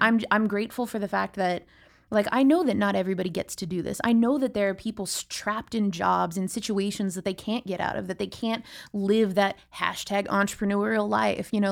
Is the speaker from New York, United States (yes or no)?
no; San Diego, California, United States; also born or lived in Los Angeles; I grew up here in San Diego